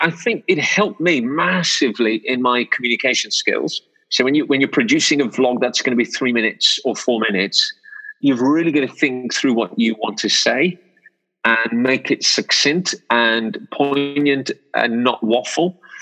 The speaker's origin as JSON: {"language": "English", "town": "Wolverhampton", "region": "West Midlands", "country": "United Kingdom", "tie": "born or raised there", "said": "I've been born and raised in Wolverhampton."}